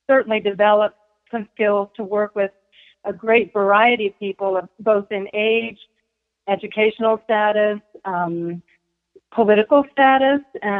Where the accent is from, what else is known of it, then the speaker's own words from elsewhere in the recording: United States; also born or lived in Texas; I was born actually in Texas, but I've been raised here all my life. So a lifelong Henry County resident.